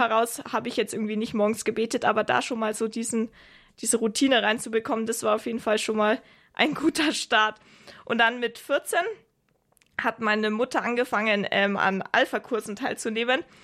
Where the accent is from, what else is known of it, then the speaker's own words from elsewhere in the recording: Augsburg, Bavaria, Germany; moved away; ich komme ja eigentlich aus Augsburg